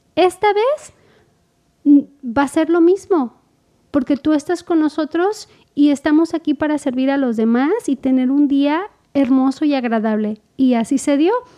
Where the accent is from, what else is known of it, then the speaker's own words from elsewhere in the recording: Mexico; como mexicanos decimos